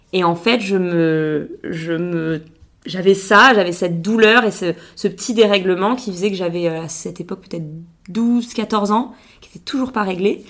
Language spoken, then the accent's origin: French; Biarritz, Nouvelle-Aquitaine, France; born or raised there; moved away as an adult